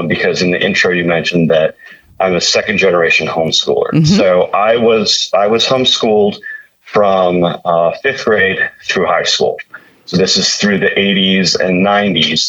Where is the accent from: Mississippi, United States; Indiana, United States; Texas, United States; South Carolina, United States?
Indiana, United States; also born or lived in Virginia; we moved from Virginia back to my home state of Indiana